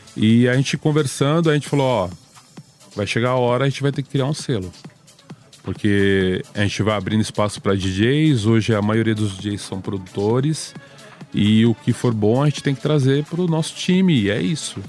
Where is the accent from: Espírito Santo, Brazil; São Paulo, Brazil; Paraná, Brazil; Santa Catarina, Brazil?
São Paulo, Brazil; Itatiba; eu sou do interior de São Paulo, pouca gente sabe isso, mas eu não, não moro em São Paulo. Eu moro a 80 quilômetros de São Paulo.